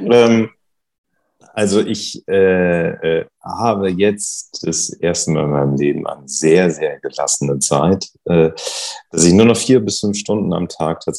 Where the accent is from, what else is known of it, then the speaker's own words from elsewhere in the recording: Bremen, Germany; Ich bin aus meiner Heimatstadt Bremen zugeschaltet.